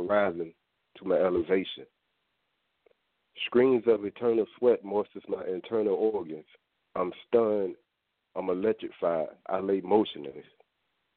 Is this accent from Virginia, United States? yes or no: yes; Norfolk, Virginia, United States; I'm born and raised in Norfolk, Virginia, and I currently reside there